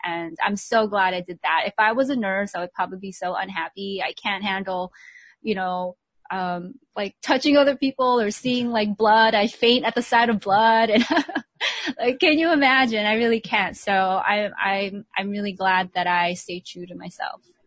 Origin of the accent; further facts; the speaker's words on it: United States; also born or lived in Philippines; I grew up in the States